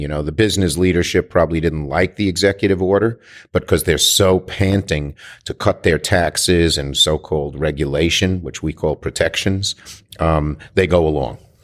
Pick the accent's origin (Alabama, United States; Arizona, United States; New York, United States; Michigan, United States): New York, United States; I'm a New Yorker